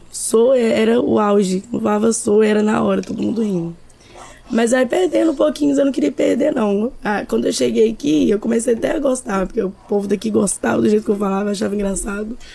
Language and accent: Portuguese; Minas Gerais, Brazil; also born or lived in Vitória; now in Vila Velha, Brazil; que eu saí de Minas já tem dois anos e alguns meses. Aqui em Vila Velha vai fazer um ano ainda que eu moro aqui, porque antes eu morava em Vitória.